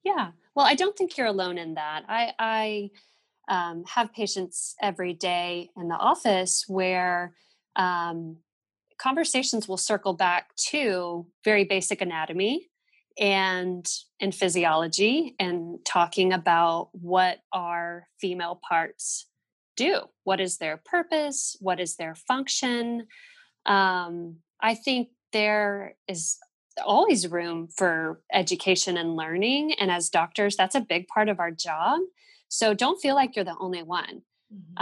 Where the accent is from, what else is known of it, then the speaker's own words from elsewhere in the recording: Fort Worth, Texas, United States; We're both from Fort Worth.